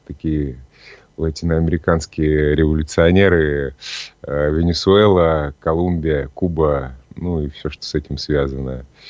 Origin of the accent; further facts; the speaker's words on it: Novokuznetsk, Kemerovo Oblast, Russia; moved away as an adult; also born or lived in Novosibirsk; now in Saint Petersburg, Russia; я родился в Новокузнецке, это Кемеровская область. Потом э, жил в Новосибирске некоторое время